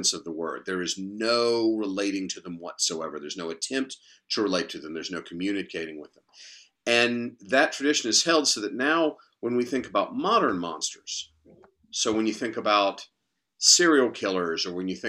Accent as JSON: {"language": "English", "region": "North Carolina", "country": "United States", "tie": "born or raised there", "said": "I grew up in North Carolina"}